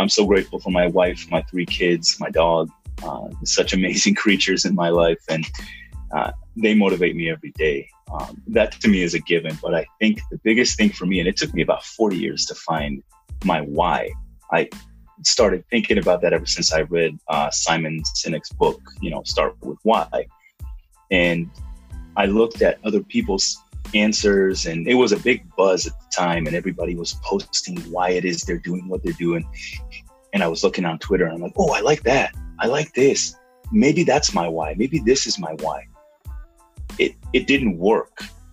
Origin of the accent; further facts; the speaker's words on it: Israel; moved away as an adult; now in United States; I grew up in Israel